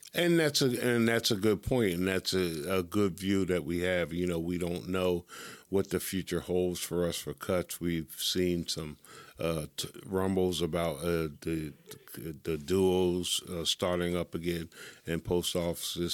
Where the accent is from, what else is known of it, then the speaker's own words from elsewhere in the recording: Pennsylvania, United States; from Pennsylvania, my home state.